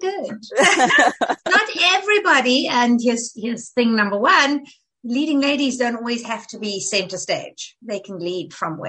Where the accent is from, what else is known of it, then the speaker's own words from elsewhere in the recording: South Africa; moved away as an adult; now in United States; So, but I was raised in South Africa. I was there from the time I was for until we left for the States. I was 35. So yeah, 30 years.